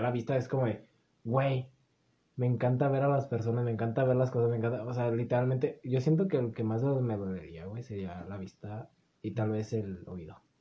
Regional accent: Mexico; con el que nos criamos en México

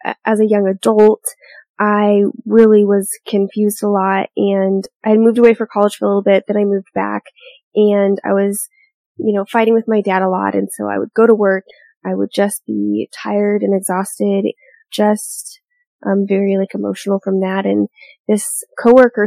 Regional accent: Portland, Oregon, United States; now in Arizona, United States; I am from Portland, Oregon, but I've spent half my life here in Arizona now, and so I call Arizona home

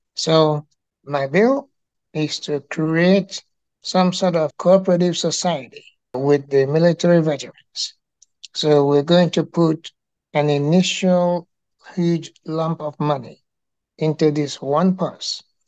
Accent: Anambra, Nigeria; moved away as an adult; now in Georgia, United States; I am from Nigeria originally, and I was not born here.

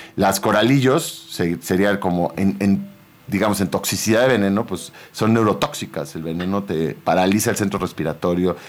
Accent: Sinaloa, Mexico; yo soy de Sinaloa, la familia de papatos son de Sinaloa y de rancho

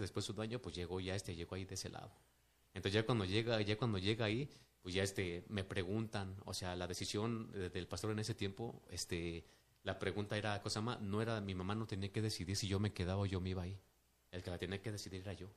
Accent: Mexico City, Mexico; also born or lived in Mérida, Yucatán; me trajeron de un mes de nacido aquí a la Ciudad de México, entonces prácticamente, pues, soy como que más de, de este lado que, que de allá

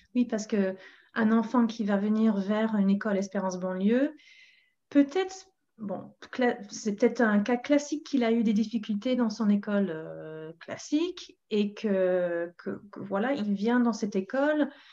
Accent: England, United Kingdom; French is a second language; now in Paris, France; je suis anglaise

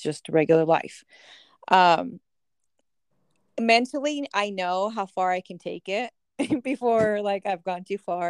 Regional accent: San Diego, California, United States; we're from San Diego

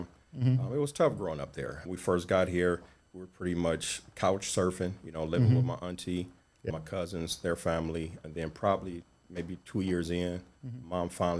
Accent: Cleveland, Ohio, United States; also born or lived in Detroit; I was born in Detroit. Parents split when I was at young age, maybe 3 or 4. Mm-hmm. But I was raised here in Cleveland pretty much.

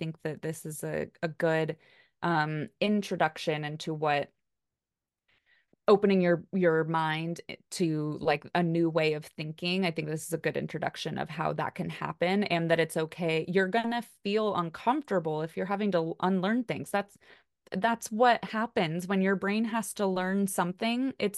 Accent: United States; I mean, Kelly and I are both white and we're both from the United States.

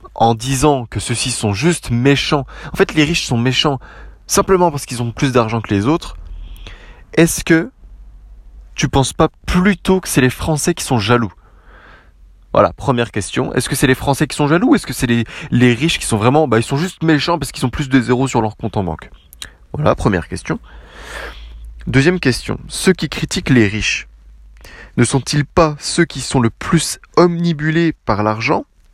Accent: France; je suis Français

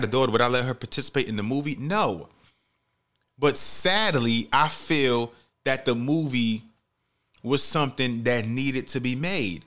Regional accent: New York City, New York, United States; I grew up in the Bronx. You know, I'm in the Bronx

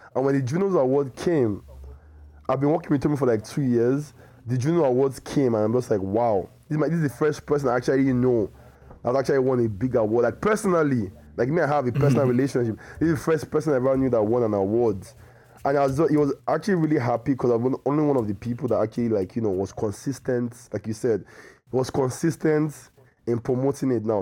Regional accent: Nigeria; I'm, I'm a Nigerian

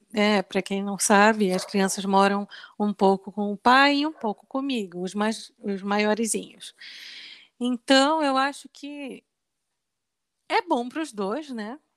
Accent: Belém, Pará, Brazil; moved away; Nós somos de Belém do Pará

